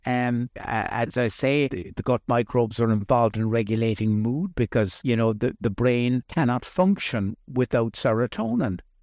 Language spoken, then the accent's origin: English; Ireland; I grew up here in Ireland